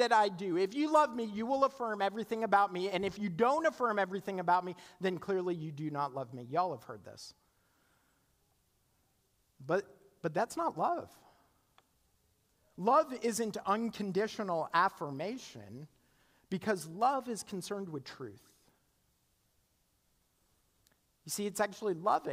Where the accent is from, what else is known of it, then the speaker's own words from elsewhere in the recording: Canada; now in United States; I'm Canadian, and when I graduated from college, my student visa expired